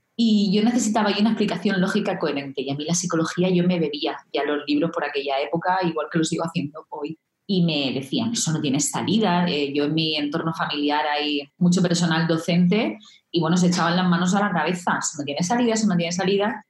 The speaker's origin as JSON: {"language": "Spanish", "region": "Region of Murcia", "country": "Spain", "tie": "born or raised there", "said": "siendo yo de este pueblo, estaba muy cerquita de mi pueblo natal, nada, 20 minutos en coche"}